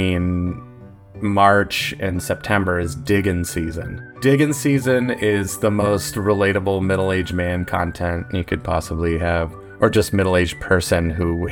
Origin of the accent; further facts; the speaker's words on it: Boston, Massachusetts, United States; moved away as an adult; now in Portland, United States; I'm from the Boston area, and I love it here